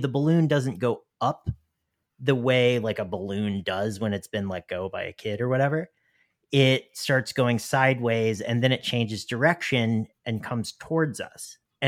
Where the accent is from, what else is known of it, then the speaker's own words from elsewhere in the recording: the South, United States; I would say that I am from the South, despite my like not really having an accent.